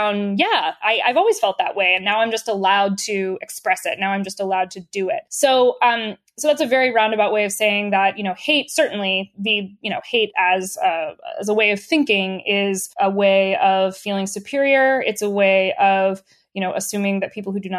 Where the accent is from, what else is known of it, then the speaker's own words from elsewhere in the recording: the South, United States; I'm from the South in the United States